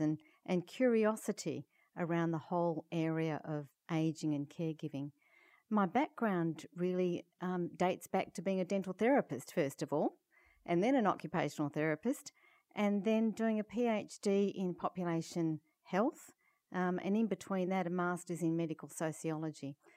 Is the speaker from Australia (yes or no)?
yes; Perth, Western Australia, Australia; I come from Perth, Western Australia, which is uh, about um, 30 hours flying from Toronto.